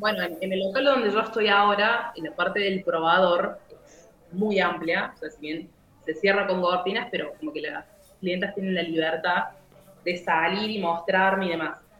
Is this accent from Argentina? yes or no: yes; Córdoba, Argentina; soy de Argentina, Córdoba, tengo 23 años.